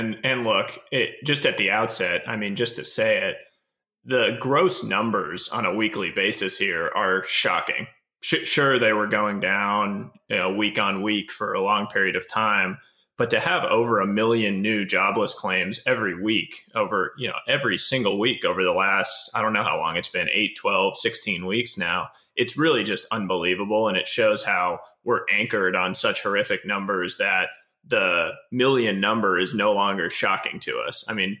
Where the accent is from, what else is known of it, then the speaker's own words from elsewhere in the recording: East Coast, United States; moved away as an adult; now in California, United States; I grew up on the East Coast, moved out to California back in 2009